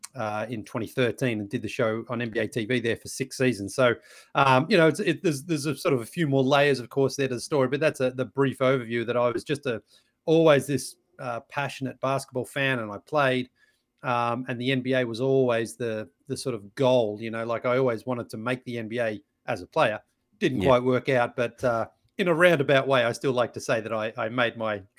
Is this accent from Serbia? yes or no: no; Australia; growing up in Australia, I was a big basketball fan and I played basketball.